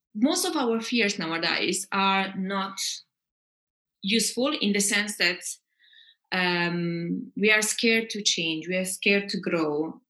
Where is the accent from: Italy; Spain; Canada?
Italy; moved away as an adult; also born or lived in England / Austria / France / Uganda; I'm half Italian, half Scandinavian, but I grew up a bit in England and uh, Austria. Then I moved to Italy, where I grew up most of my life.